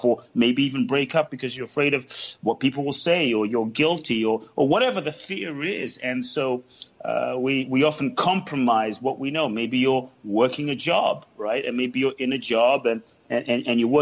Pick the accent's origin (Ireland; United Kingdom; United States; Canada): United Kingdom; London; born or raised there; also born or lived in Ghana